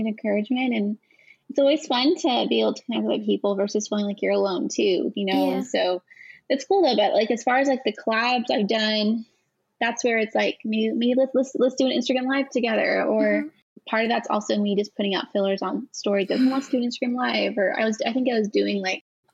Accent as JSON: {"language": "English", "region": "California", "country": "United States", "moved": "yes", "said": "I am originally from California"}